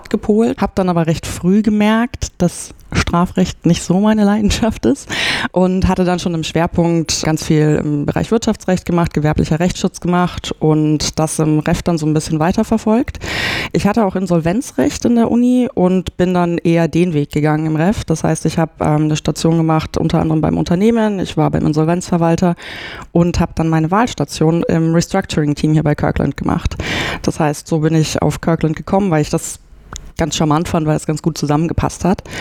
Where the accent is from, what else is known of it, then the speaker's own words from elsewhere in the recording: Nuremberg, Bavaria, Germany; also ich komme aus Nürnberg und habe dann in Erlangen Jura studiert und auch in Nürnberg mein Referendariat gemacht.